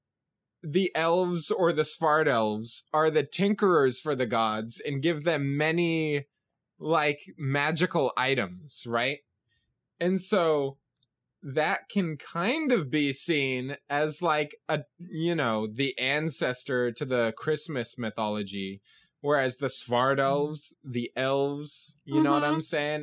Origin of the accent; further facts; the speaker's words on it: United States; as an American